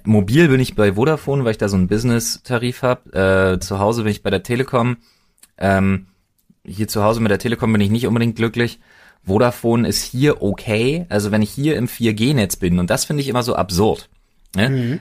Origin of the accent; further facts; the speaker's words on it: Germany; als Deutscher